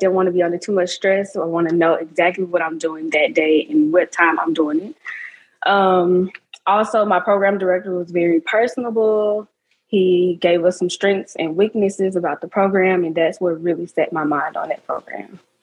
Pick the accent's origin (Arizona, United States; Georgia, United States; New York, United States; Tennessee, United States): Tennessee, United States; Memphis; I'm also from Memphis, Tennessee